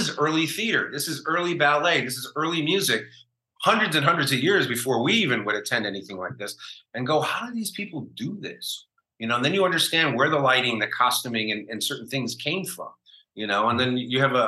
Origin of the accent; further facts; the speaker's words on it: Chicago, Illinois, United States; moved away as an adult; also born or lived in New York / Los Angeles; I was a kid growing up in Chicago